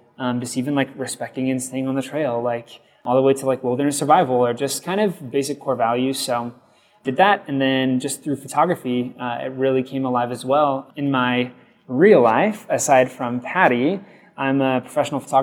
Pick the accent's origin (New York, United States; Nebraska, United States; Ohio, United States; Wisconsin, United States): Nebraska, United States; Lincoln; born and raised in Nebraska, and I love it through and through